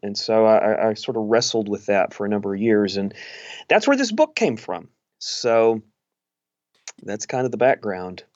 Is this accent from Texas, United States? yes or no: yes; East Texas, United States; I grew up in East Texas